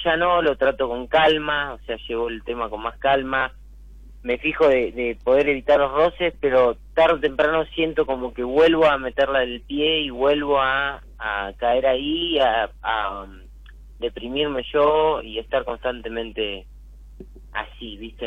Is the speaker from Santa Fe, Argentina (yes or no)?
no; Buenos Aires, Argentina; now in Tigre, Argentina; Yo soy acá de Caballito